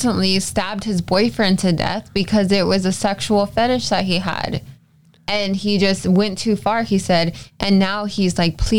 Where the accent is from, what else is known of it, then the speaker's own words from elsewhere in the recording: Texas, United States; I'm from Texas